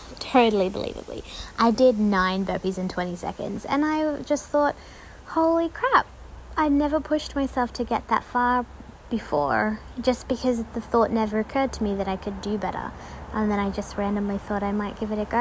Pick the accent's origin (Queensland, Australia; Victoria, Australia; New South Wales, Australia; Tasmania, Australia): Tasmania, Australia; I grew up in Tasmania, so freezing water down there, freezing cold.